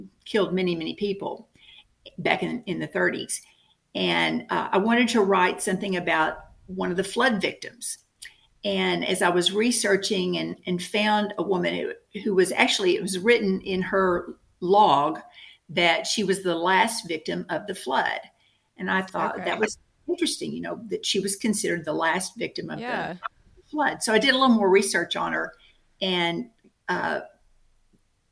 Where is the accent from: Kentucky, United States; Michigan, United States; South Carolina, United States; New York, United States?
Kentucky, United States; Paducah; here in my hometown of Paducah